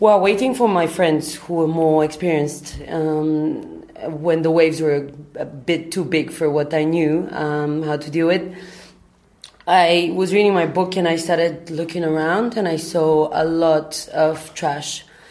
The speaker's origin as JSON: {"language": "English", "country": "Bulgaria", "also_born_or_lived": "London, United Kingdom", "moved": "yes", "lives_now": "Berlin, Germany", "said": "I'm originally from Bulgaria"}